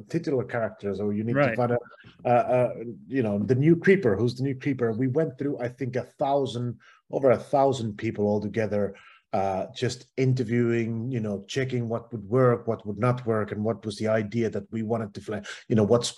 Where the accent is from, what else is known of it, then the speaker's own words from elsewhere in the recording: Finland; where I'm from Finland